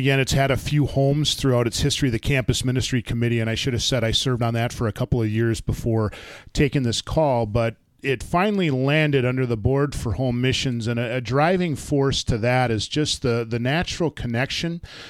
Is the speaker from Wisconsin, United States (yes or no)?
yes; Beaver Dam, Wisconsin, United States; I was born in Wisconsin, in Milwaukee, and my parents, my mom was a nurse, my dad was a pastor, my dad was assigned to Mobridge, South Dakota, but then moved to Beaver Dam, Wisconsin, is where I grew up and called home.